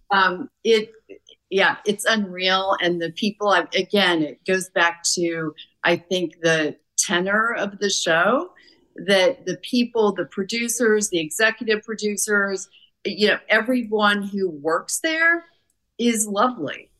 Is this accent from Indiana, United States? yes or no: yes; Warsaw, Indiana, United States; our hometown in Warsaw, Indiana.